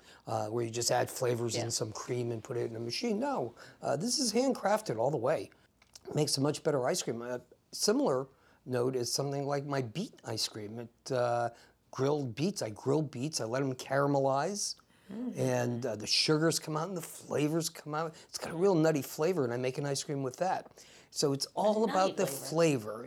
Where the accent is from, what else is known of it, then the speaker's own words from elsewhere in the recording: New Haven, Connecticut, United States; also born or lived in Germany; I was about 1 year old when we came back to the United States. And I grew up in an Italian neighborhood, New Haven, Connecticut.